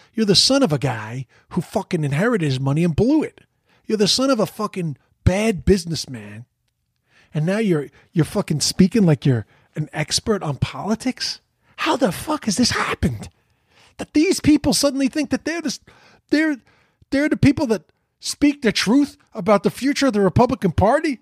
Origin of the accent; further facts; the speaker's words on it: New York City, New York, United States; I'm from Queens